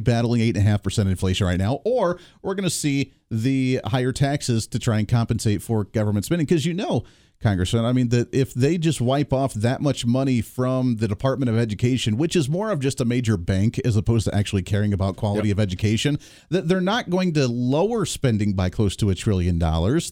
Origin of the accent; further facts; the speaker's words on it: Kansas, United States; 4th District from here in Kansas, my home district in my home state